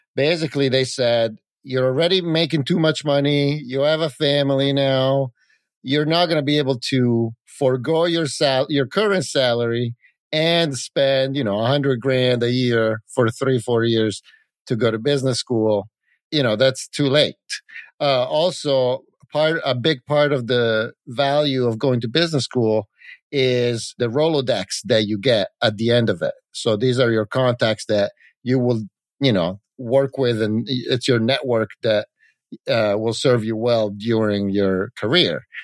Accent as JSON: {"language": "English", "country": "Italy", "tie": "born or raised there", "also_born_or_lived": "California", "moved": "as an adult", "said": "I grew up in Italy, and I moved to California to go to Silicon Valley"}